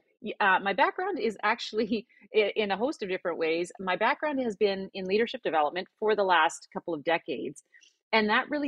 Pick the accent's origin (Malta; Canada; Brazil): Canada; Alberta; now in North Vancouver, Canada; Well, I'm based in North Vancouver, Canada. I didn't grow up here. I grew up in Alberta in Canada, but I've lived a few places.